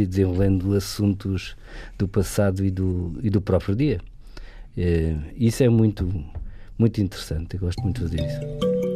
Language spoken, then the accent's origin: Portuguese; Alentejo, Portugal; eu sou alentejano